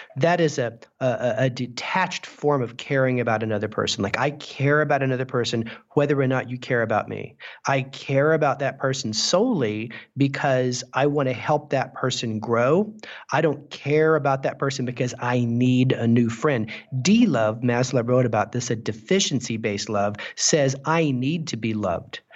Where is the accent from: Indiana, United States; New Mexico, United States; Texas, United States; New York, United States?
New Mexico, United States; Clovis; I grew up in Clovis, New Mexico